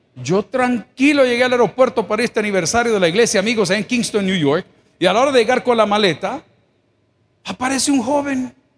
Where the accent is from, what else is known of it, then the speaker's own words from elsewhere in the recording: El Salvador; Yo soy indio, salvadoreño, 100%.